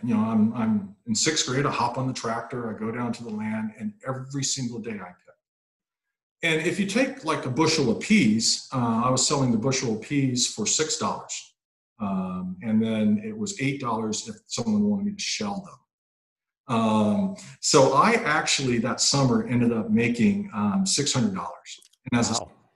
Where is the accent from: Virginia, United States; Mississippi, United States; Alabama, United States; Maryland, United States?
Mississippi, United States; I'm from Mississippi